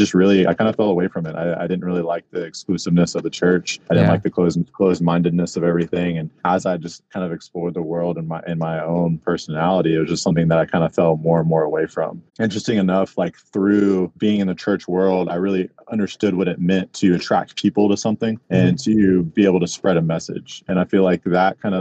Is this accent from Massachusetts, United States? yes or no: no; small town north of Houston, Texas, United States; now in Houston, United States; I'm actually from like a small town about an hour north of Houston. It's called Splendor, Texas.